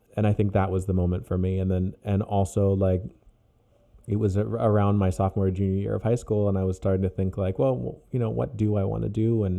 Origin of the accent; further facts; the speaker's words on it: Ohio, United States; born there; also born or lived in Virginia / Oklahoma / Germany; I was born in Ohio, and then we moved to Virginia, and then to Oklahoma, then to Germany, and then back to Virginia.